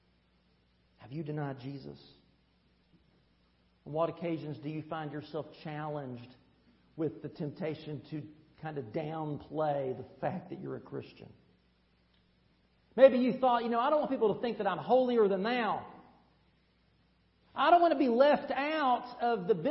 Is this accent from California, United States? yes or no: no; Tennessee, United States; moved away; That's right. My accent gives me away